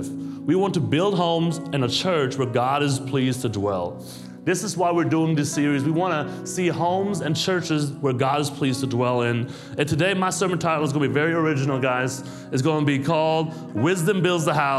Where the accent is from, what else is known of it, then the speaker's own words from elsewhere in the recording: Germany; moved away as an adult; also born or lived in New York City; now in United States; I'm born and raised in Germany